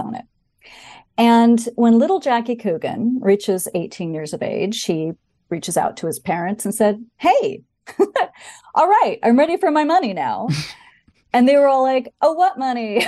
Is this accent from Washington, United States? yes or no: yes; Bainbridge Island, Washington, United States; also born or lived in Seattle; my family moved there, um, in the mid-sixties when I was, um, very young